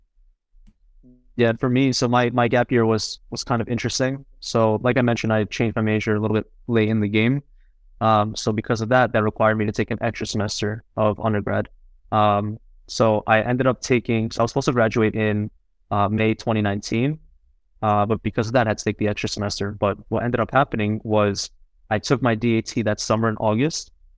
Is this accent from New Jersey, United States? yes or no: yes; New Jersey, United States; also born or lived in Queens, New York; I grew up alongside him in Jersey, you know, ever since I was four, three or four years old.